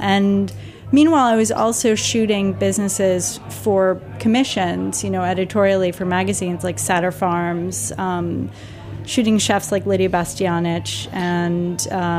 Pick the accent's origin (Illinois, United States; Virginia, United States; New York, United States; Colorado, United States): New York, United States; New York City; having grown up here, born and raised in Manhattan, and my mother is from an Italian family that emigrated in the early part of the 20th century. My father's family is Dutch and French